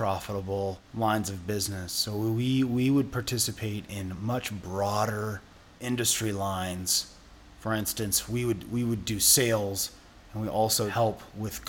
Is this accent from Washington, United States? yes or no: yes; Seattle, Washington, United States; I grew up in West Seattle, third generation West Seattleite.